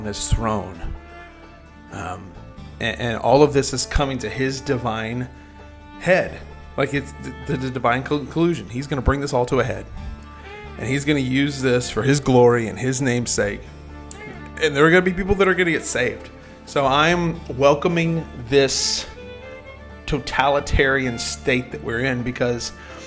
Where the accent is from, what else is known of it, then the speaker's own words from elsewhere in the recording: Oklahoma, United States; in my hometown, here in Oklahoma